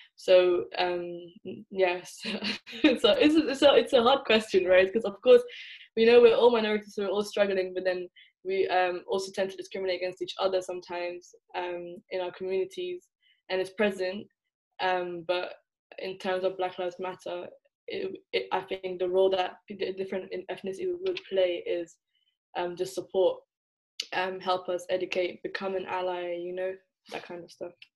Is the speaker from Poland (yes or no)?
no; England, United Kingdom; moved away as an adult; also born or lived in Netherlands; now in Leiden, Netherlands; I was born in the Netherlands uh, and grew up in England, so I'm essentially part of the diaspora, but I would identify as Somali.